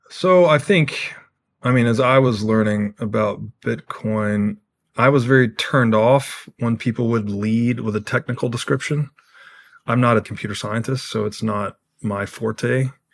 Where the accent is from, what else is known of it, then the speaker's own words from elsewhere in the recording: Tennessee, United States; I grew up in Tennessee